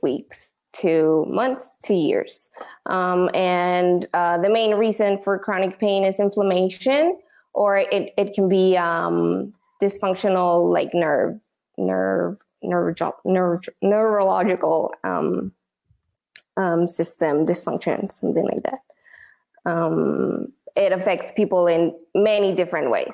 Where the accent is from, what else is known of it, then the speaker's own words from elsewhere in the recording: Tijuana, Baja California, Mexico; also born or lived in San Diego; I was born in San Diego, but I was raised in Tijuana. So I'm bilingual.